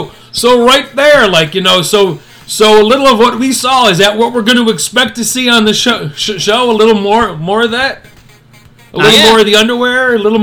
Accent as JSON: {"language": "English", "country": "United States", "tie": "born or raised there"}